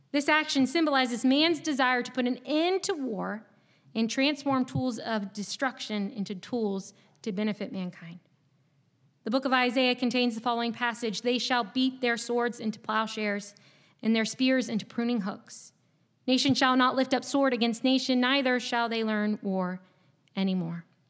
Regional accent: Chesapeake, Virginia, United States; moved away as an adult; now in North Carolina, United States; I'm not from North Carolina. I actually grew up in a small city in Southeast Virginia. And before this past week, it is likely that you had never heard of it before. Chesapeake, Virginia w-, was my home for twenty-two years

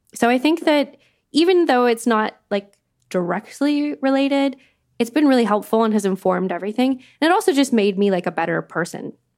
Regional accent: Canada; moved away as an adult; now in London, United Kingdom; I'm not an immigrant. I grew up in Canada. I have a very Canadian experience of growing up.

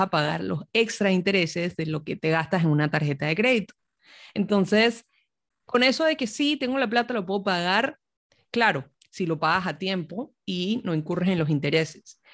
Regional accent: Panama; moved away; me mudé de vuelta a Panamá, que es mi país de origen

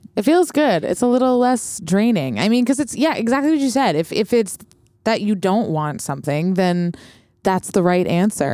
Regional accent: Montreal, Quebec, Canada; moved away as an adult; also born or lived in Vancouver / North Shore, British Columbia; now in New York, United States; I was born in Montreal and then moved to Vancouver when I was eight, but moved back to Montreal when I was seventeen.

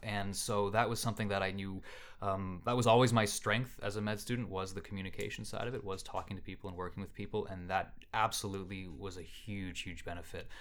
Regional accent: Canada; I'm Canadian and I'm from here

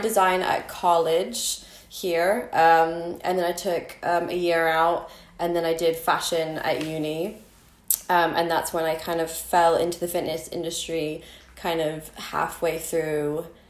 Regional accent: United States; moved away; So I was born here and then I moved to America when I was 6-7 and then I grew up there, went to school, graduate

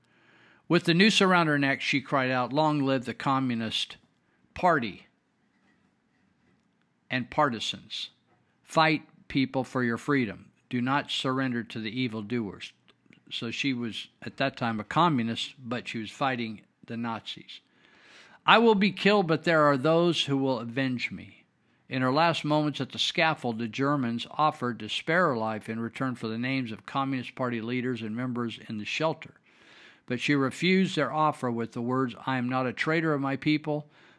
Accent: United States; born there; I was born in America. a true land of opportunity for anyone of any color or background.

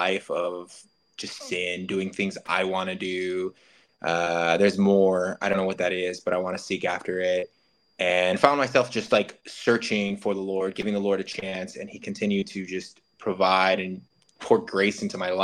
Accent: Las Vegas, Nevada, United States; now in Sioux Falls, United States; from Las Vegas, Nevada.

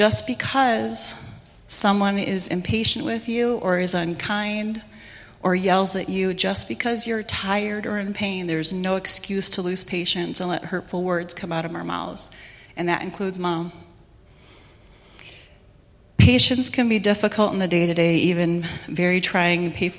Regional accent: Chicago, Illinois, United States; I grew up in Chicago where there's a lot of crazy traffic, a lot of crazy people

